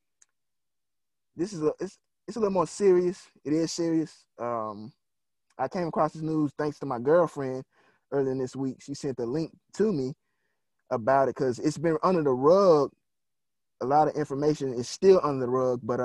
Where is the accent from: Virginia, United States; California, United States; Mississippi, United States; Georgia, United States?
Mississippi, United States; this is my hometown